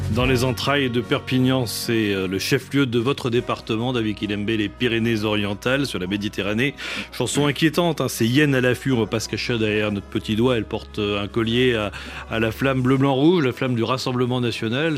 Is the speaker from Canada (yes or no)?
no; Réunion; je suis de la Réunion